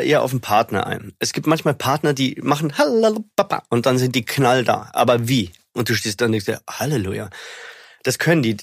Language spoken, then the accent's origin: German; Germany; ich bin Deutscher